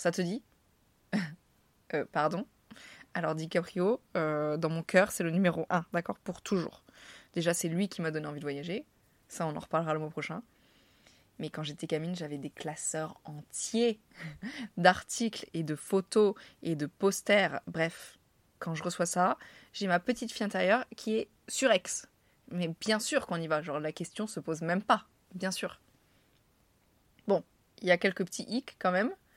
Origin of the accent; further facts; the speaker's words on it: France; accent: French; moved away as an adult; also born or lived in New York City; il entend à mon accent que je suis française